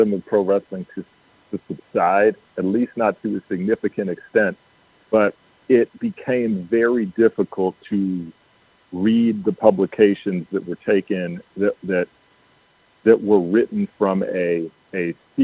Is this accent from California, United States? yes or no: no; Detroit, Michigan, United States; I grew up in the Metro Detroit area